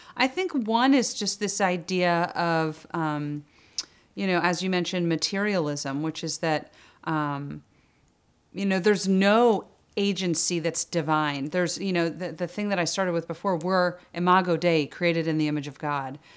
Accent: Alexandria, Virginia, United States; I'm actually a Northern Virginia native, so I was born in Alexandria

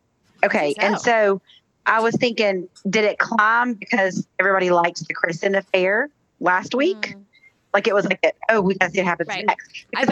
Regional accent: the South, United States; I think because I'm from the South

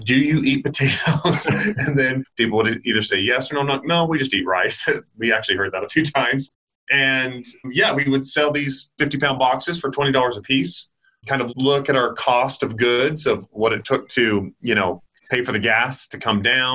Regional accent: Idaho, United States; My brothers and I, we grew up in Idaho and we worked on Idaho potato farms

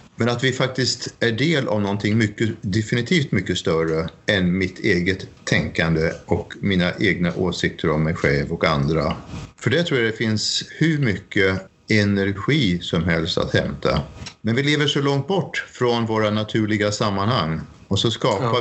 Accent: Sweden; moved away as an adult; now in Norway; jag är svensk

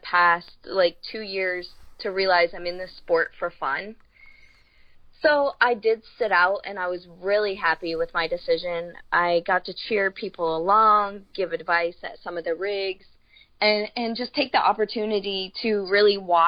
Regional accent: Florida, United States; I'm from Florida

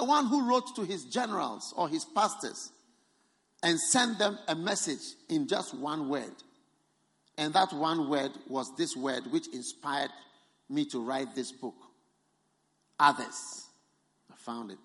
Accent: Ghana; I have come from Ghana. I've come from Ghana to this Botswana.

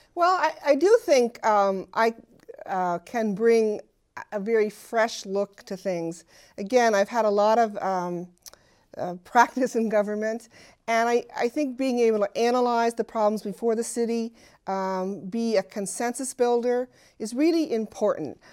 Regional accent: Burlington, Vermont, United States; I've always lived in Burlington

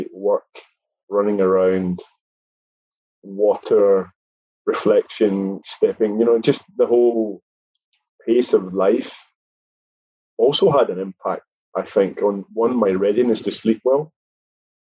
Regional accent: Scotland, United Kingdom; I, being a Scottish chap

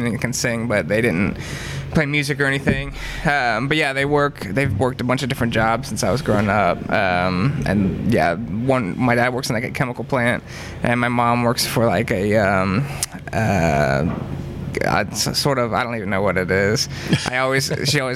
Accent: Bright, Indiana, United States; I grew up in a town called Bright, Indiana, which is just part of Lawrenceburg, Indiana

